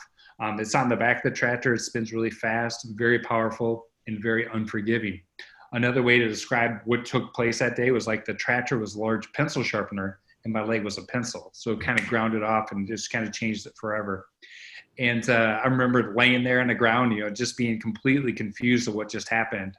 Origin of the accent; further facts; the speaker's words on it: Boscobel, Wisconsin, United States; Boscobel, Wisconsin, which is my hometown